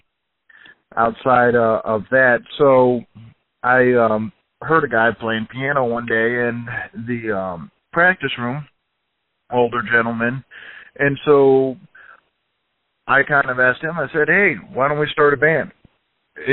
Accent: Overland Park, Kansas, United States; also born or lived in Shawnee, Kansas; I was born in Kansas City, lived in Overland Park for most of my life, and then lived in Shawnee a little bit after that, so pretty much Shawnee Mission area

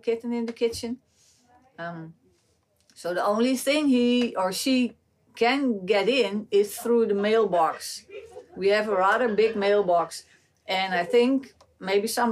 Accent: Amsterdam, North Holland, Netherlands; born and raised in Amsterdam

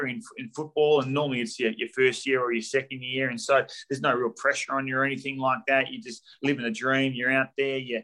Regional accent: Bassendean, Western Australia, Australia; the Swan Districts, which was my Waffle club growing up in Bassendean

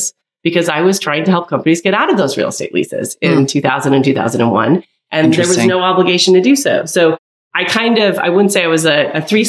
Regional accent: Utah, United States; moved away as an adult; also born or lived in Stanford, California; I'm from Utah. I'm the oldest of six kids. Both my parents grew up on farms

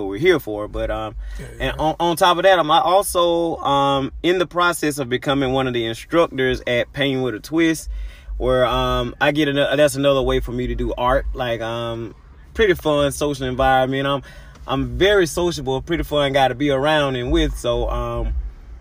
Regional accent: Albany, Georgia, United States; I'm from Albany, Georgia

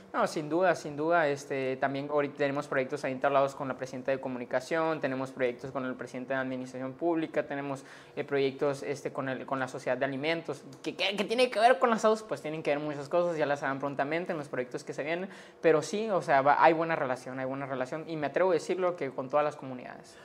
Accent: Sonora, Mexico; soy sonorense, soy ciudadano y pues quiero lo mejor para mi Estado

